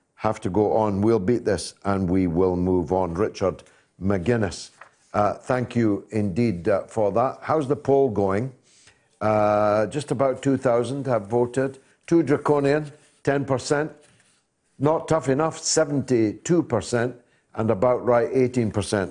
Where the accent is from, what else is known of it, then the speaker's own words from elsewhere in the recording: Dundee, Scotland, United Kingdom; Dundee, my hometown